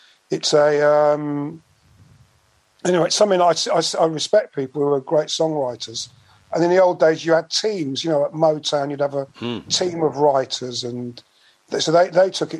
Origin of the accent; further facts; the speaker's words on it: High Wycombe, South East England, United Kingdom; accent: Bucks; also born or lived in London / Slough; I moved to the area of High Wycombe. And so really, my formative years were all in and around High Wycombe